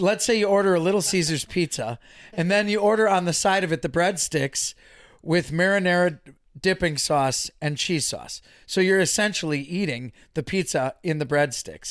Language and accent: English; Waukesha, Wisconsin, United States; Born and raised in Waukesha, the home of … and …